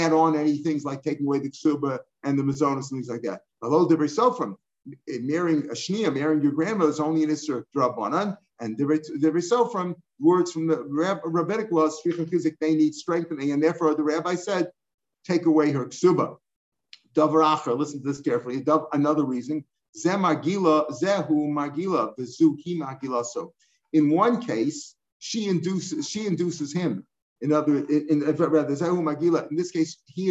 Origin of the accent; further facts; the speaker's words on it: St. Louis, Missouri, United States; when I grew up in St. Louis, almost all the Orthodox shuls, the parking lots were packed on Shabbos